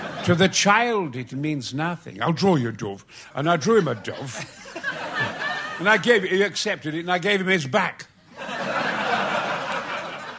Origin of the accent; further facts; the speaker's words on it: Goldthorpe, Yorkshire and the Humber, United Kingdom; also born or lived in Mexborough; I'm the son of a coal miner in Goldthorpe. I was born in Mexborough, lived in Goldthorpe, Probert Avenue, Flying Scotsman and all